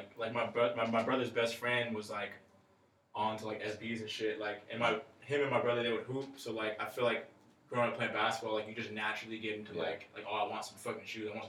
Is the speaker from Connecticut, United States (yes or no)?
no; Corona, California, United States; I'm from Corona, so like, I mean it's what, like our way, like sub, like super like suburbs and stuff